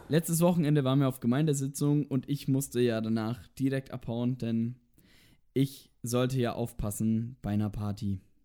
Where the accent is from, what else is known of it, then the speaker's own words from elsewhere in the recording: Roth, Bavaria, Germany; also born or lived in Nuremberg; Ich bin geboren in Nürnberg und bin dann in Roth aufgewachsen, also gleich in der Nähe.